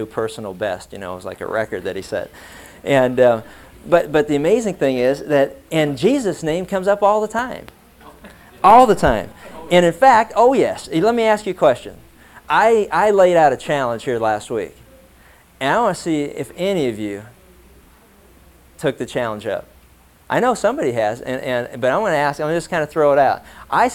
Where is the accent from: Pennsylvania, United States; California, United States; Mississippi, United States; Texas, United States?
Pennsylvania, United States; Pittsburgh; when I was growing up in Pittsburgh